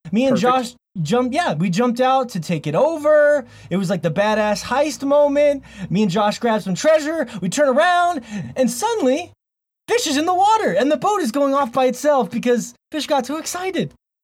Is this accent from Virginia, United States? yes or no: no; Montana, United States; By the way … here from Montana. Blue skies of Montana.